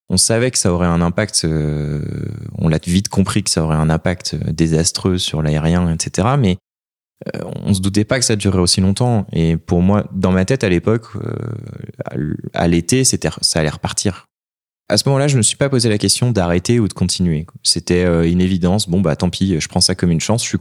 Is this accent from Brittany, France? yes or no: no; Annecy, Auvergne-Rhône-Alpes, France; moved away as an adult; also born or lived in Valenciennes; je suis originaire de Haute-Savoie, d'Annecy. Euh, mes parents habitent Annecy.